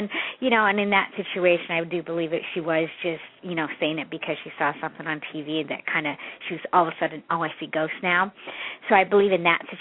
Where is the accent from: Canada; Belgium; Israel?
Canada; I'm from Canada, and I'm adopted too